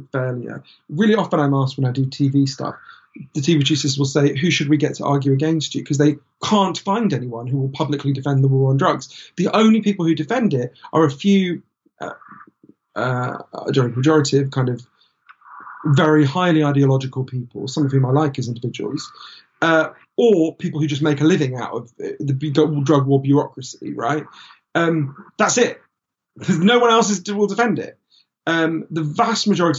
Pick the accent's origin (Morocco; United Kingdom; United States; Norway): United Kingdom; we're British